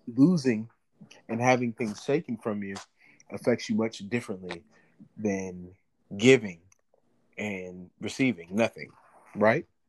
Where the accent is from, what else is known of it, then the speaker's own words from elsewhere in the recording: St. Louis, Missouri, United States; I'm originally from St. Louis, Missouri